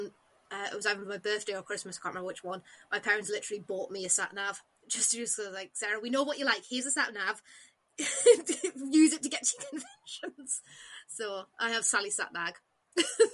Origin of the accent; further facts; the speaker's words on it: North East England, United Kingdom; I'm from the northeast